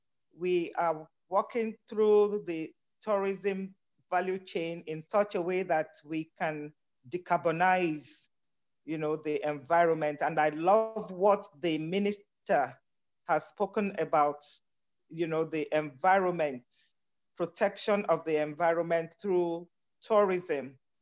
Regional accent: Nigeria; I'm from Nigeria.

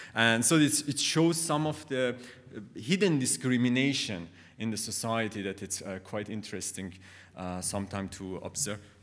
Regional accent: Khorasan, Iran; English is a second language; moved away; I came from Khorasan, and it was for me very interesting that I never understood the, the, the identity

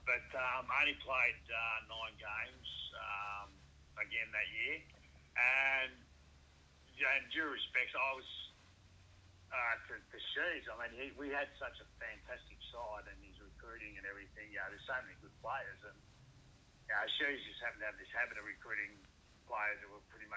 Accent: Essendon, Victoria, Australia; I was born in Essendon. I went to Essendon State School.

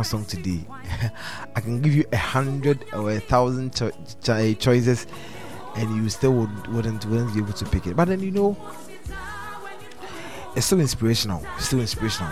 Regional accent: Ghana; as young Ghanaians

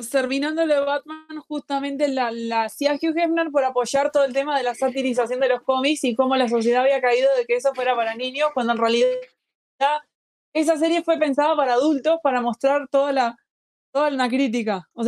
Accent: Uruguay; No, acá en Uruguay

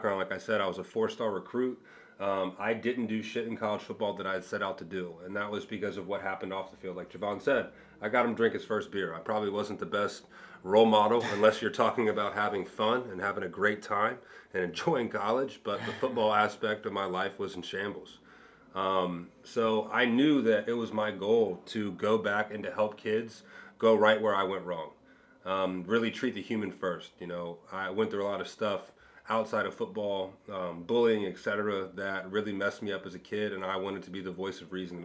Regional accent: Cincinnati, Ohio, United States; also born or lived in Miami Beach; go back to my hometown

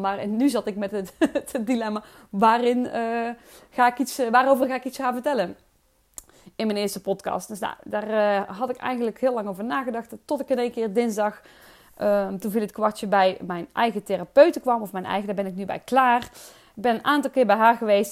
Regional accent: Oosterhout, North Brabant, Netherlands; accent: soft G; ik kom uit Oosterhout. Ik opereer onder geluk met de zachte G, drie keer waar dat ligt Oosterhout.

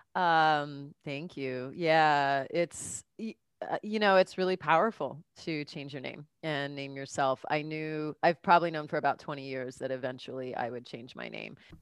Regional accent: Southern California, United States; moved away as an adult; also born or lived in New York; now in Los Angeles, United States; I'm from Cal, you know, Southern California

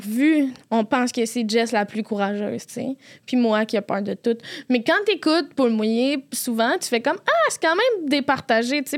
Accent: Quebec City, Quebec, Canada; accent: Quebec City accent; je viens de Québec, je l'ai dit avec l'accent de Québec

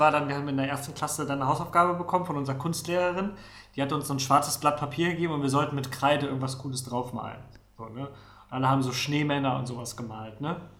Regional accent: Rostock, Mecklenburg-Vorpommern, Germany; moved away; also born or lived in Neustrelitz; ich bin auch tatsächlich äh, die ersten sieben Jahre meines Lebens in Neustrelitz gewohnt, das ist äh, in der Mitte von Mecklenburg, vorpommern und bin dann äh, an die Ostsee gezogen, nach Rostock

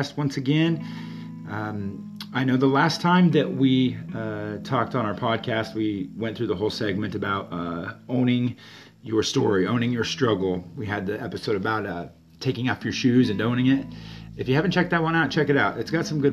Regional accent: Kearney, Nebraska, United States; I was born in Kearney, Nebraska in 1982

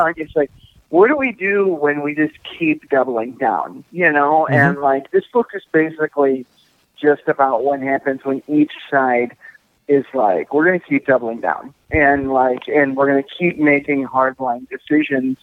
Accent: Illinois, United States; moved away as an adult; now in Minnesota, United States; I'm from Illinois

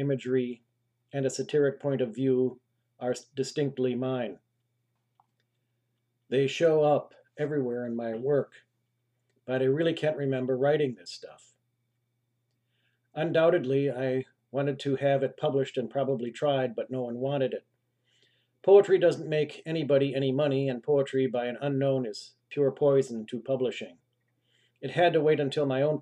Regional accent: Milwaukee, Wisconsin, United States; was born and raised in Milwaukee, Wisconsin

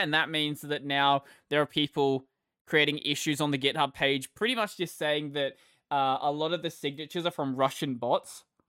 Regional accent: Australia; I am Australian

